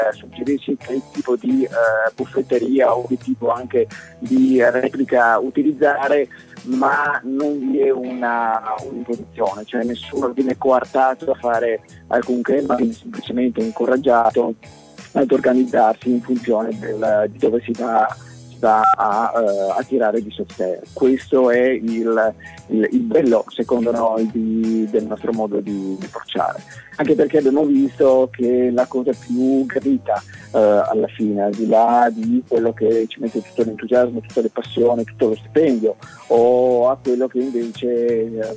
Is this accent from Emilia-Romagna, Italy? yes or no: no; Trieste, Friuli-Venezia Giulia, Italy; dalle nostre parti a Trieste